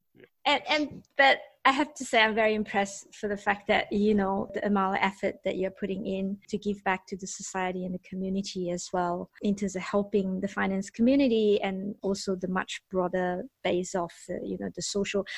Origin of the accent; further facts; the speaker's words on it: Malaysia; I myself as a Malaysian